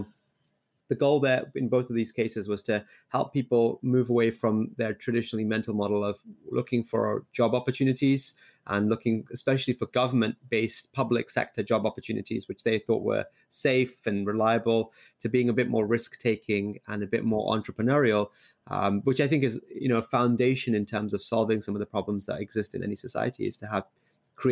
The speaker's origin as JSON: {"language": "English", "region": "London", "country": "United Kingdom", "tie": "born or raised there", "also_born_or_lived": "Liverpool", "moved": "yes", "lives_now": "Bay Area, United States", "said": "I grew up in London. I actually first moved to the UK to Liverpool"}